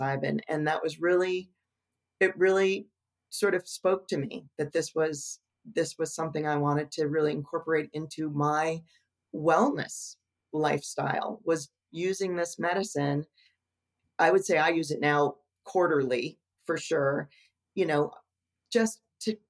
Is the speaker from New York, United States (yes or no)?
yes; Bronxville, New York, United States; I grew up in a little bedroom community of New York City, a little town called Bronxville, New York, which is in Westchester